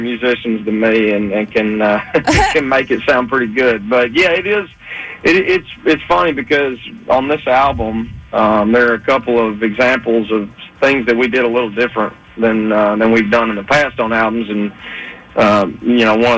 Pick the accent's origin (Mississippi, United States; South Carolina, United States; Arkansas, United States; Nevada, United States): Arkansas, United States; I'm from Arkansas